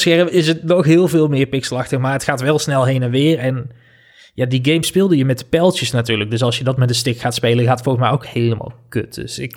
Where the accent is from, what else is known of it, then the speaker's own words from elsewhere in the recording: North Brabant, Netherlands; moved away as an adult; also born or lived in Amsterdam; Ik ben weer terug naar mijn roots